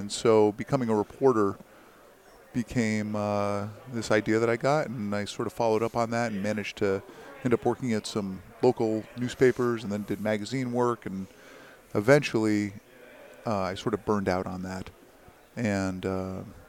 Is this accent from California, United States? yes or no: no; Branford, Connecticut, United States; I grew up in Connecticut